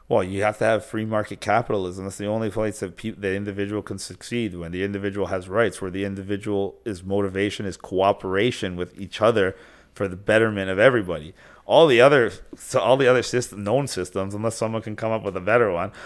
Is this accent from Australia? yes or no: no; Canada; Are you asking me as a Canadian?